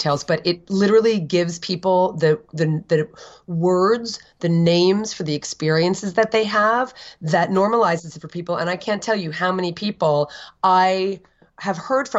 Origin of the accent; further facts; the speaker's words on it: Edison, New Jersey, United States; also born or lived in Summit, New Jersey / Livingston, New Jersey; I was raised in Edison in the first 10 years of my life.